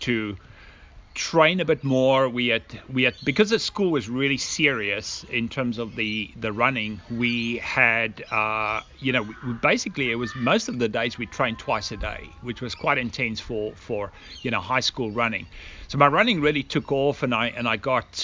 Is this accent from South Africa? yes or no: yes; South Africa; moved away as an adult; also born or lived in United States; now in Australia; we immigrated from South Africa to Australia at approximately, I think it's going about 16 years ago